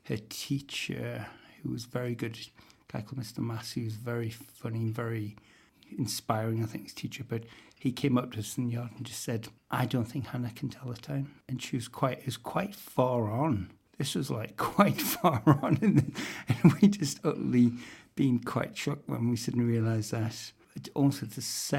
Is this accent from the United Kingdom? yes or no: yes; North Shields, North East England, United Kingdom; growing up in North Shields